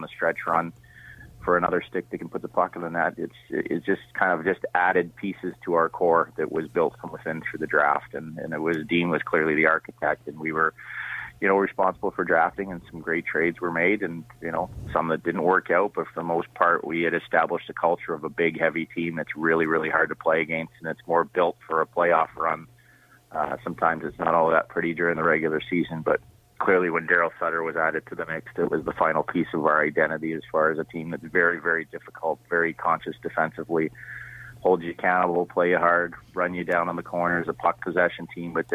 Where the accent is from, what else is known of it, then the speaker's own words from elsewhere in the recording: Toronto, Ontario, Canada; I grew up in Toronto